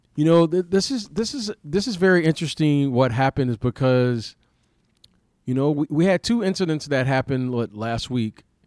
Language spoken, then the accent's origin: English; Detroit, Michigan, United States; growing up in Detroit